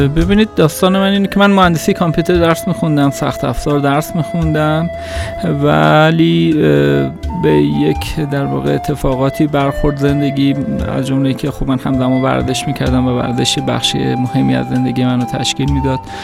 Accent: Tehran, Tehran Province, Iran; در تهران به دنیا آمدم بیشتر عمرم رو هم در تهران زندگی کردم

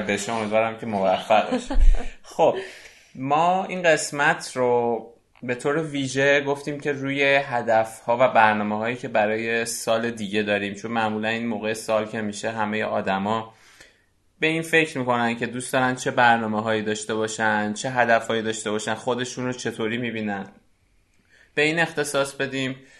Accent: Iran; ما که ایرانی هستیم

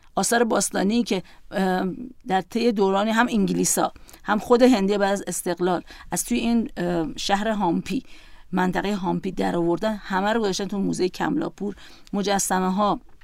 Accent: Iran; گفتم ایران

